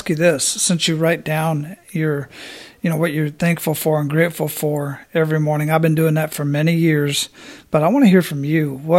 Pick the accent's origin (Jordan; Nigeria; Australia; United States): United States; Phoenix, Arizona; I'm originally from Phoenix, so the climate and the scenery and whatnot is not too different from what I grew up